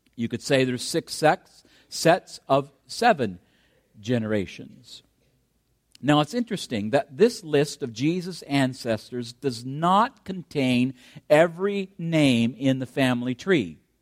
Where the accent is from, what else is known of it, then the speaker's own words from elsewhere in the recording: Canada; I'm a Canadian, so I have that as my background background that I'm proud